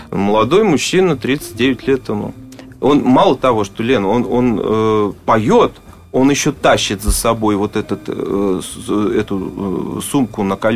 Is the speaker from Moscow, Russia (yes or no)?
yes; Moscow, Russia; born there; Вот я родился в Москве. Но мне кажется, вот э, москвичей сейчас уже так мало остается э, коренных